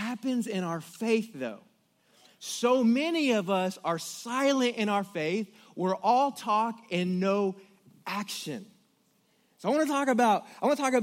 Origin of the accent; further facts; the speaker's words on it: Killeen, Texas, United States; also born or lived in Cincinnati, Ohio; I grew up there and went to Killeen, and I hated when I moved from Cincinnati, Ohio to Killeen, Texas